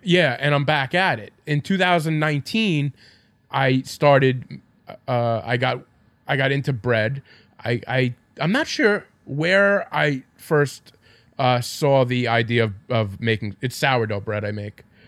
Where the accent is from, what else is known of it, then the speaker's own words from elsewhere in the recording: Farmingdale, New York, United States; I'm from Farmingdale.